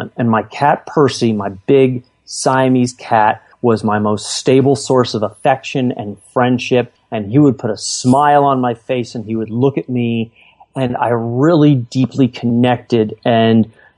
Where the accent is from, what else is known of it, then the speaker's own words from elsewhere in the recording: California, United States; the shiny suburb I was growing up in California